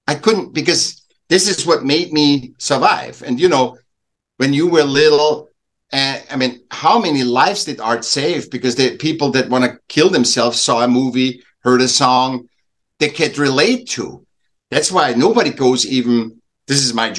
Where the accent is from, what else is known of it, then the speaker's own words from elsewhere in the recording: Vienna, Austria; I was born in Vienna, Austria, and I was a sick child. So my parents helped me back a year, and then I went in in a class